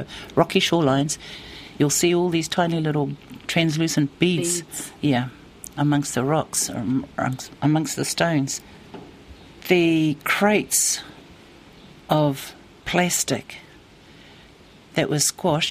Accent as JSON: {"language": "English", "town": "Tauranga", "region": "Bay of Plenty", "country": "New Zealand", "tie": "born or raised there", "said": "Having lived here all my life, our family, being from Matapihi and also being from Moatiti"}